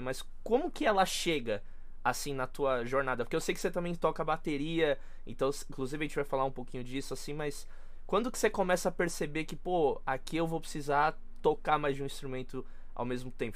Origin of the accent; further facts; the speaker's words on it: São Paulo, Brazil; eu sou de São Paulo